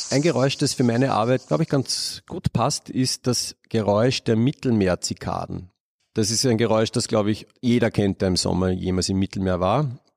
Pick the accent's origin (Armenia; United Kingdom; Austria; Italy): Austria; Upper Austria; ich bin auf einem Bauernhof aufgewachsen in Oberösterreich